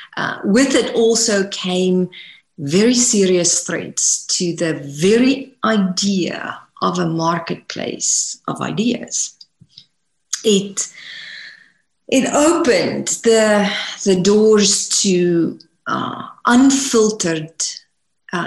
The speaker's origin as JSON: {"language": "English", "country": "South Africa", "tie": "born or raised there", "moved": "as an adult", "lives_now": "United States", "said": "I was born and raised in South Africa"}